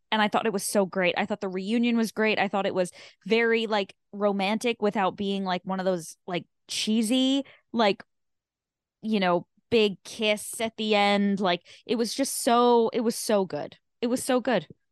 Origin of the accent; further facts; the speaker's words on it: New York, United States; I'm from New York. I've lived in New York my whole life.